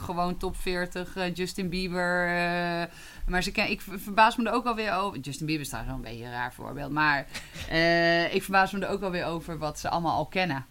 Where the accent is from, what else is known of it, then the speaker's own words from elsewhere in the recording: Twente, Overijssel, Netherlands; now in Haarlem, Netherlands; ik ben in Twente opgegroeid